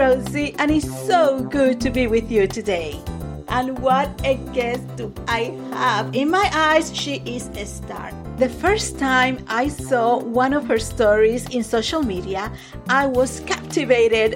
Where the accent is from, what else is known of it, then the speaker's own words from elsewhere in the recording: Puerto Rico; moved away as an adult; also born or lived in Florida; I came from Puerto Rico to Florida at 21